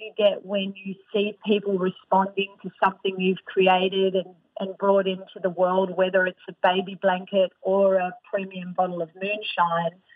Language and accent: English; Australia; I'm Australian